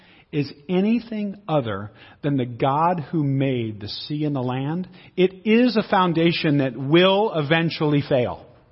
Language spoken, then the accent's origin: English; Seattle, Washington, United States; Where do you come from? I come from Seattle. What do you do? I'm an author and a speaker, right? What is your people? Well, I'm Italian, I'm Swedish, I'm Portuguese, I'm English, I'm Irish.